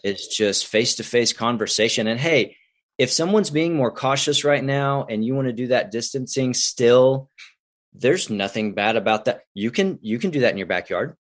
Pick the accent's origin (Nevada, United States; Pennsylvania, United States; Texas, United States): Texas, United States; Houston; now in Midland, United States; I'm a Texas boy. So I, I grew up near Houston, Tomball, Magnolia, Woodlands area